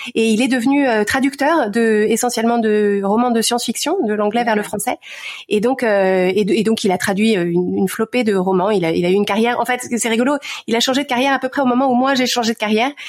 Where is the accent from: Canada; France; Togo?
France; Courbevoie, Île-de-France; moved away as an adult; also born or lived in Paris / United States; je suis née à Paris, grandi à Courbevoie